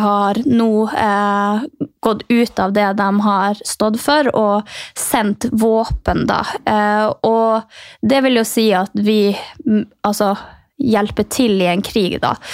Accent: Finnmark, Norway; jeg som kommer fra Finnmark og lever på grensa til Russland sjøl

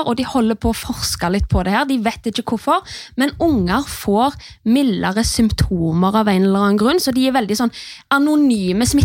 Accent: Haugalandet, Rogaland, Norway; For jeg er jo fra Haugalandet.

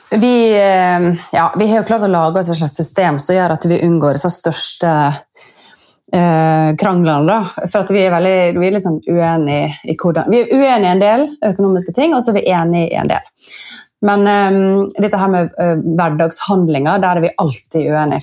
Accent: Sunnmøre, Møre og Romsdal, Norway; jeg er født sunnmøring så er jeg jo oppvokst

